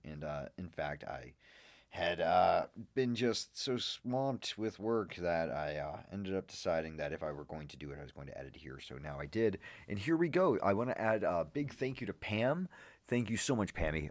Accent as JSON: {"language": "English", "town": "Boston", "region": "Massachusetts", "country": "United States", "said": "I'm a Bostonian"}